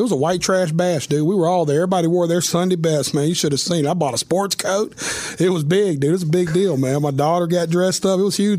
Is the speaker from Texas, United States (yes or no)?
no; Nashville, Tennessee, United States; I was born and raised right here in Nashville. You know, it's every kid's dream in Nashville to some sort to be a country music artist.